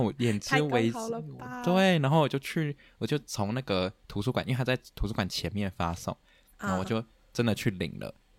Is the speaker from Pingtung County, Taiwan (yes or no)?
no; Taichung, Taiwan; 我不住台北，我不知道。我是都是去那种车，对不对？我是台中人，我们有个巴士